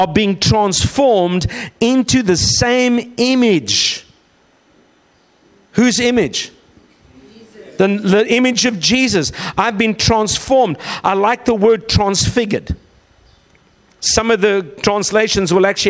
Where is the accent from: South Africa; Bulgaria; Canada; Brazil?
South Africa; moved away; also born or lived in Australia; we're from South Africa via Australia